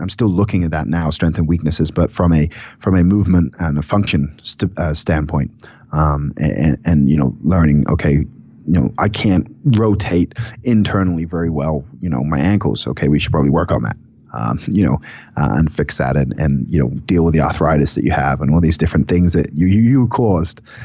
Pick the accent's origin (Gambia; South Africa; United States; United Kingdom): United Kingdom; England; moved away; we're both from England